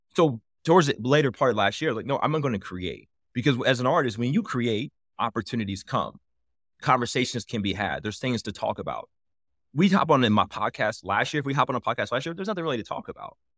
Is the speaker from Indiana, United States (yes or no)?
yes; Indianapolis, Indiana, United States; I'm from Indianapolis, hometown, like, something near and dear to my heart